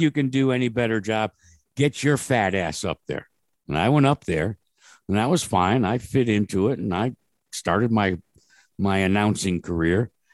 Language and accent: English; New Britain, Connecticut, United States; I was born and raised in the middle of Connecticut in a town called New Britain, Connecticut